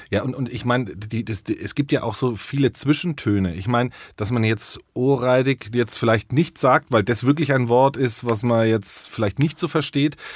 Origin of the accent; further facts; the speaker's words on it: Franconia, Bavaria, Germany; ich bin zwar gebürtiger Franke, aber meine Mutter kommt aus Oldenburg